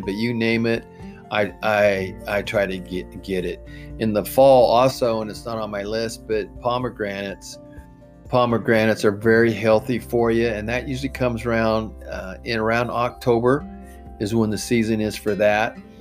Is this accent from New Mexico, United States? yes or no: no; Oregon, United States; I'm, I'm from Oregon